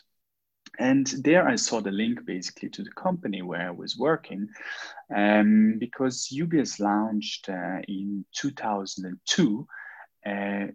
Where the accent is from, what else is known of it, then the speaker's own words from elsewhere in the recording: Switzerland; I was born and raised in Switzerland, both of my parents immigrated around 40 years ago from Morocco, Casablanca to Switzerland.